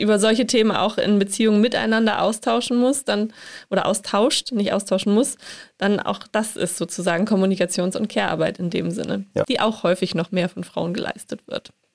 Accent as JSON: {"language": "German", "region": "Hamburg", "country": "Germany", "said": "ich komme aus Hamburg"}